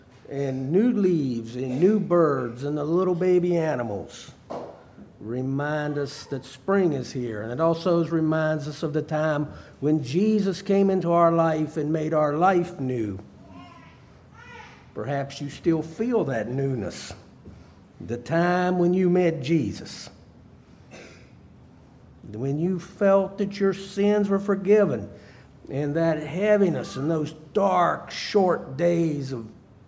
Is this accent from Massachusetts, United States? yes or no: no; Harrisonburg, Virginia, United States; born there; also born or lived in South Carolina; I was born in Harrisonburg, Virginia. In 1973, my parents were asked to move to the lower part of South Carolina to help start a church.